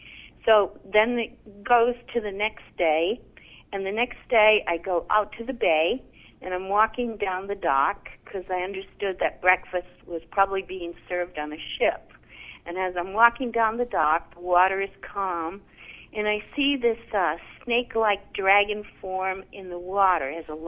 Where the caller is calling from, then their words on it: Omaha, Nebraska, United States; I'm from Omaha, Nebraska.